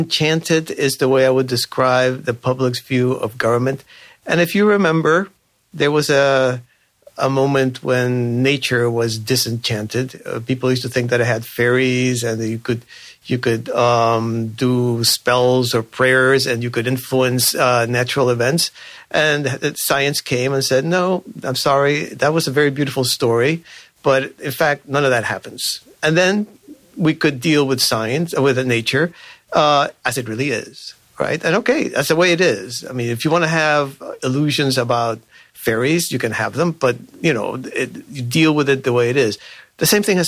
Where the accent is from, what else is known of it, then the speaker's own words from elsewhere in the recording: Cuba; now in Virginia, United States; I myself am an immigrant. I come from Cuba.